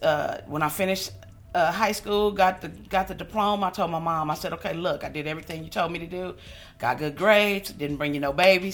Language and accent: English; Los Angeles, California, United States; I am from Los Angeles, California.